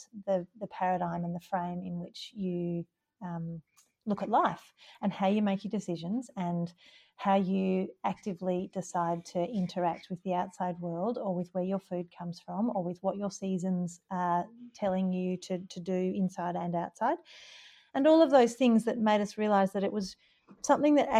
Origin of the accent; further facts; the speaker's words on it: Gippsland, Victoria, Australia; moved away as an adult; now in Stanley, Australia; I'm from Gippsland